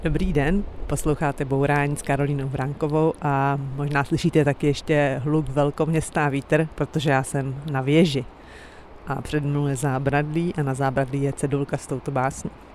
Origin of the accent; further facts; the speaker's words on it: Prague, Czechia; co jako Pražák neznám